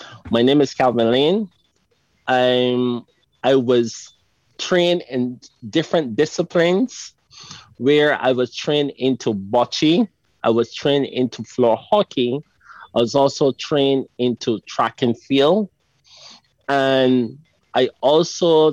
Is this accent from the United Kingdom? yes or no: no; Barbados; I'm from Barbados